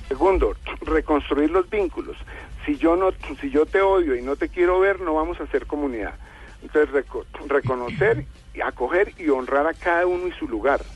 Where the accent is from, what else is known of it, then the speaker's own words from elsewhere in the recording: Colombia; como colombianos